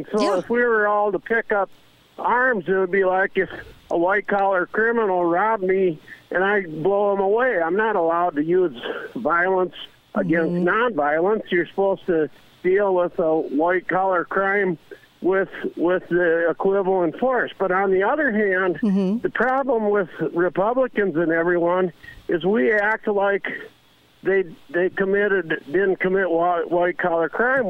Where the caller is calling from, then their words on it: Minnesota, United States; I'm from Minnesota, so even though you call it local, I still listen.